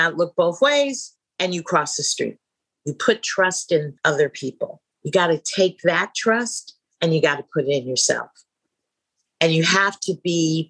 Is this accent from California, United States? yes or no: yes; San Francisco, California, United States; I was born and raised in San Francisco, California